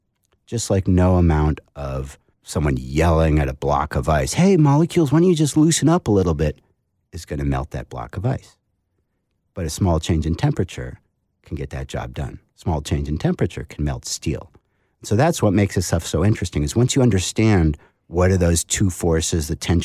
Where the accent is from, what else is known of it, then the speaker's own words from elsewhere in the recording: New England, United States; because I come from New England.